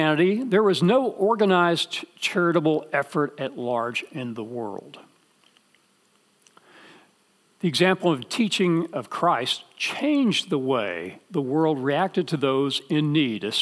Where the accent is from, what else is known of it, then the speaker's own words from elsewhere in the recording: Dallas, Texas, United States; I grew up in Dallas